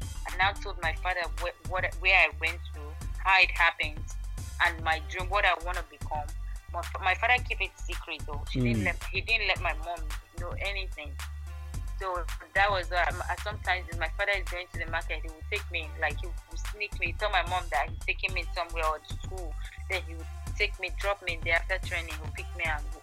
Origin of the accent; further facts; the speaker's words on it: Boko, Benue, Nigeria; I was born in Boko